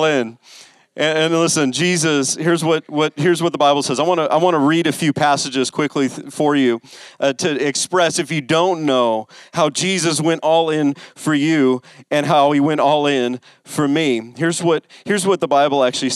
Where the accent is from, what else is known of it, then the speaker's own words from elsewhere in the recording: West Coast, United States; I grew up on the West Coast